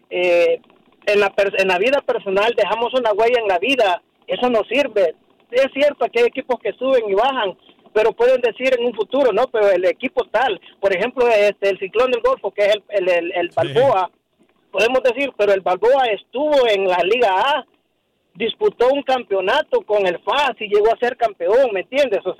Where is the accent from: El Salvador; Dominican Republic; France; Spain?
El Salvador; now in Houston, United States; yo soy del Salvador